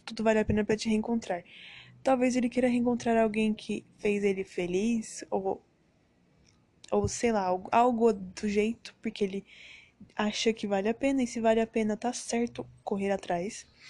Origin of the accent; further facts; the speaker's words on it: Brazil; moved away; sou brasileira, mas já morei em outros países, em outro país, na verdade, um só.